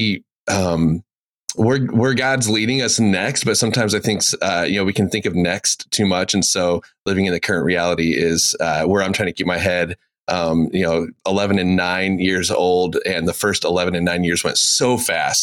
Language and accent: English; Elkhart, Indiana, United States; I grew up in Elkhart, actually, and pretty normal life, I guess, middle America